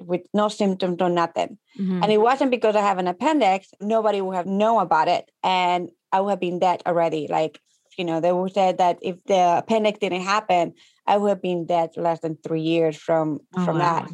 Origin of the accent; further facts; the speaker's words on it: Ecuador; English is a second language; moved away as an adult; now in United States; So I am from Ecuador. I'm a Latina. And growing up back home